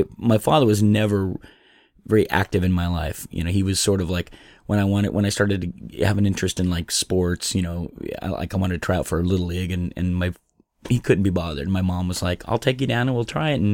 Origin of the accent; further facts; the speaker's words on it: Sacramento, California, United States; born there; I was born in Sacramento, California uh, 54 years ago.